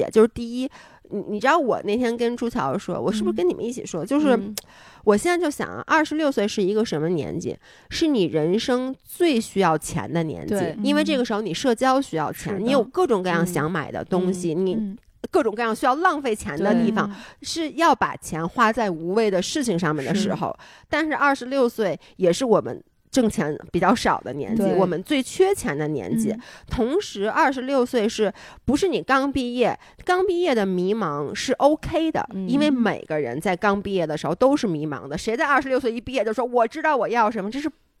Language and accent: Chinese; Beijing, China; also born or lived in Toronto; 然后我们是北京人